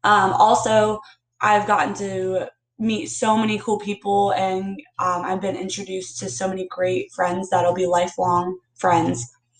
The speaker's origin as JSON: {"language": "English", "town": "Weeki Wachee", "region": "Florida", "country": "United States", "said": "I'm from Wiciwachee, Florida."}